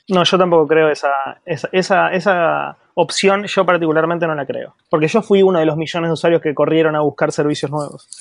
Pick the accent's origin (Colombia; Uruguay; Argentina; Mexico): Argentina; soy de Argentina